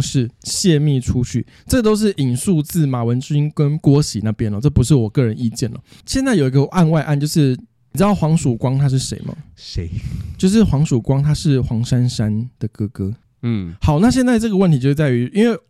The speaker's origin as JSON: {"language": "Chinese", "region": "Taipei", "country": "Taiwan", "tie": "born or raised there", "said": "我从小就在台北市，我阿公，我阿公的阿公，从小我们一家八代就是台北市长大的"}